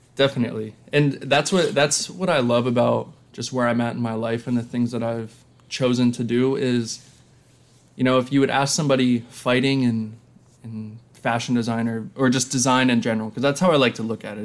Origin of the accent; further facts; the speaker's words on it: Lancaster, Pennsylvania, United States; growing up in Lancaster, Pennsylvania